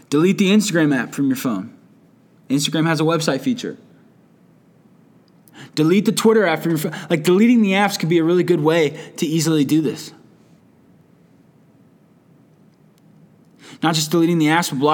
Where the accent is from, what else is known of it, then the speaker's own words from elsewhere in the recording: United States; as an American